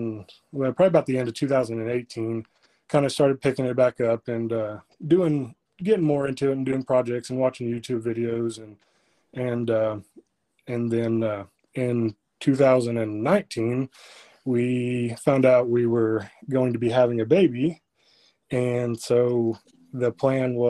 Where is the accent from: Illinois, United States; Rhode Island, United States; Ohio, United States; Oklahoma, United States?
Oklahoma, United States; Freedom; I am from Freedom, which nobody probably knows where that is, but it is about 25-ish miles west of Alva